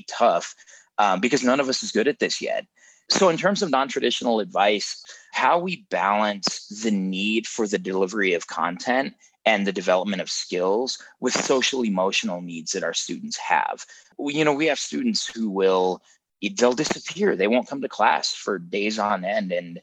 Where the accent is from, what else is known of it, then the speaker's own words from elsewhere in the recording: Denver, Colorado, United States; I grew up in Denver, Colorado.